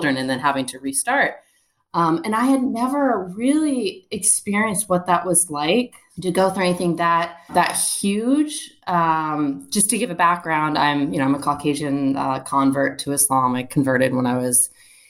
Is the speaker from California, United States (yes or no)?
no; Northern Virginia, United States; Northern Virginia, which is where I grew up